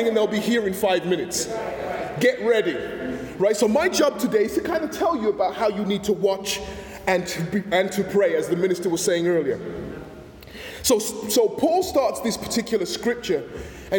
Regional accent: England, United Kingdom; now in United States; when I was growing up in England

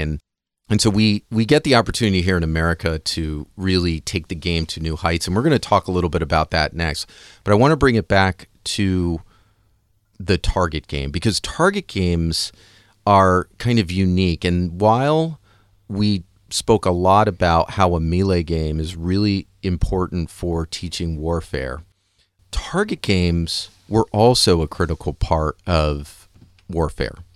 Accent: United States; I'm an American

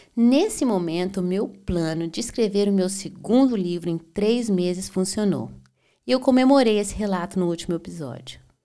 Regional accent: Belo Horizonte, Minas Gerais, Brazil; also born or lived in Berlin, Germany; now in Florianópolis, Brazil; Eu sou mineira de Belo Horizonte

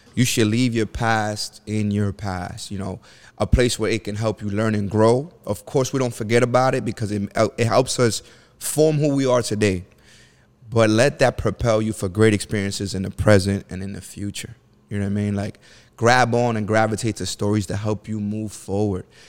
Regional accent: New York City, New York, United States; I grew up in the bottom of the bottom. Section eight, the Bronx, New York.

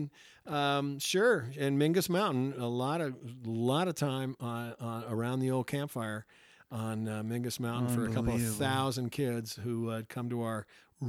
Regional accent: Prescott, Arizona, United States; I'm currently in San Francisco playing some gigs, but I'm from Prescott, Arizona.

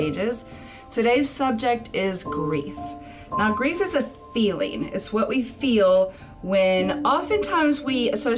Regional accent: Louisiana, United States; also born or lived in Chicago; now in Florida, United States; I'm in Florida from Louisiana

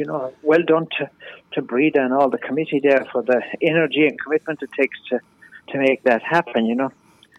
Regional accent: County Clare, Ireland; moved away as an adult; also born or lived in Chicago; the reality of my own music is that it's based on like what I knew and learned growing up in East Clare.

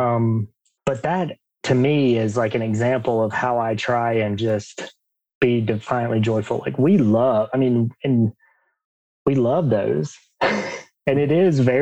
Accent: Alabama, United States; I grew up in Alabama, if you can't tell by my accent.

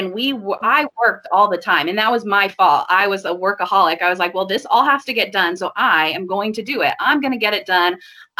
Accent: Illinois, United States; also born or lived in Chicago area; Well, I was born and raised in Illinois. I've lived all over the state. I've lived in Southern Illinois, Central Illinois, and in the Chicago area.

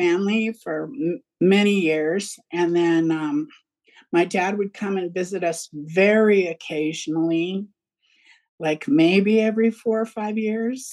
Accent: Fresno, California, United States; also born or lived in San Francisco, California; I grew up in Fresno, California, which is the Central Valley.

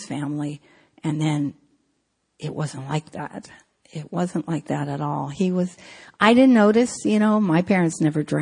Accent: San Francisco, California, United States; I grew up in San Francisco

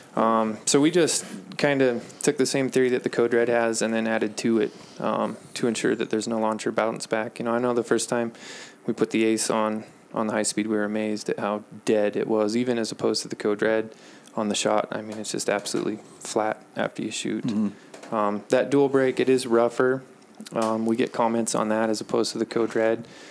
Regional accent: Dillon, United States; I'm just a small town guy. Um, I was born here in Dillon and went to school here

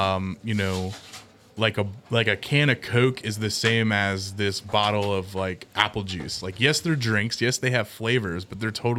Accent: Cincinnati, Ohio, United States; yes, we're from Cincinnati

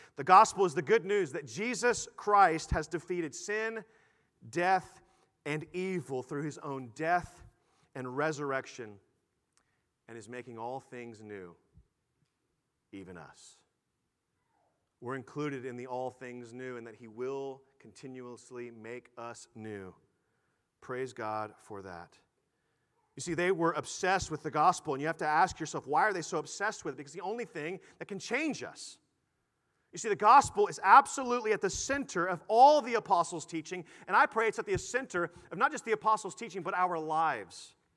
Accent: Houston, Texas, United States; I grew up in Houston

